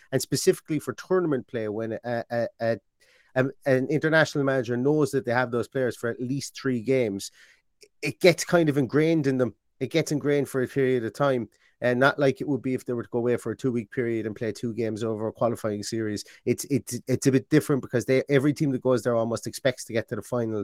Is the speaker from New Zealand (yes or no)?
no; Ireland; I'm Irish.